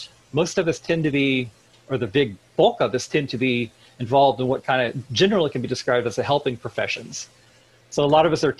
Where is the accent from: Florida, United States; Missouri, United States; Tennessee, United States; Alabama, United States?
Missouri, United States; I grew up in the Midwest. I'm from Missouri